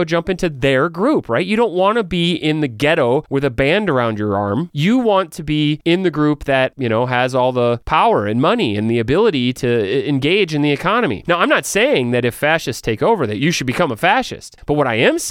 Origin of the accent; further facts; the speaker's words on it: United States; I'm an American